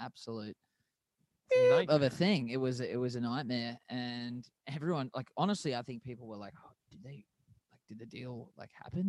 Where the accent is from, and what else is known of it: Sydney, New South Wales, Australia; moved away as an adult; now in Nashville, United States